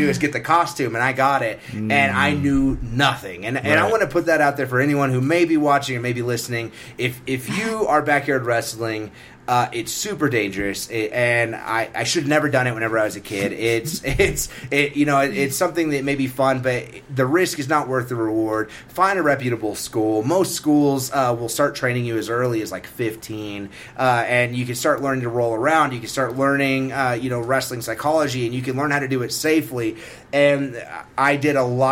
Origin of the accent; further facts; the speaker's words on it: Carlsbad, New Mexico, United States; in Carlsbad, where I grew up, I'm from Carlsbad, New Mexico